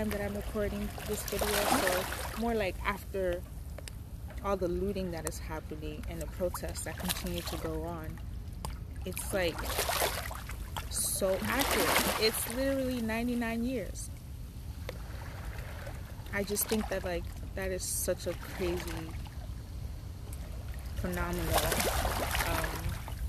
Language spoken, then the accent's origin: English; Nigeria; moved away; I'm Nigerian